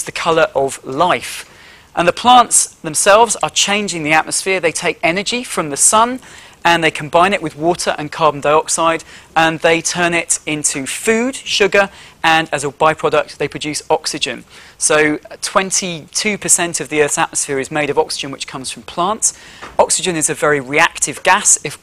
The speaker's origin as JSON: {"language": "English", "region": "Yorkshire and the Humber", "country": "United Kingdom", "tie": "born or raised there", "said": "where I grew up in Yorkshire"}